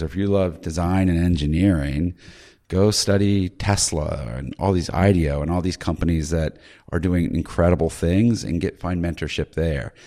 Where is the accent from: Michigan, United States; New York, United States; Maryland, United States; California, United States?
Maryland, United States; I'm from Maryland